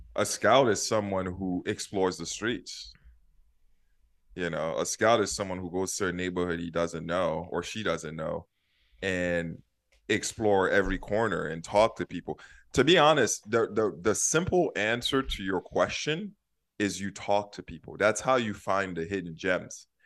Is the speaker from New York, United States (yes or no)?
yes; New York City, New York, United States; moved away as an adult; also born or lived in Haiti / San Francisco; now in Minneapolis, United States; I grew up in Haiti and I lived in Brooklyn